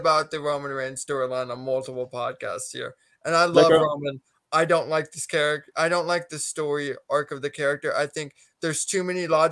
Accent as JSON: {"language": "English", "town": "Tampa", "region": "Florida", "country": "United States", "said": "I'm from Tampa Bay"}